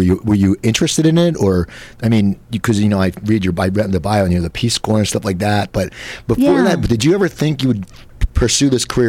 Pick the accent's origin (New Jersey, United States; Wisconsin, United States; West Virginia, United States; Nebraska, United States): New Jersey, United States; near Philadelphia in; I grew up near Philadelphia in New Jersey.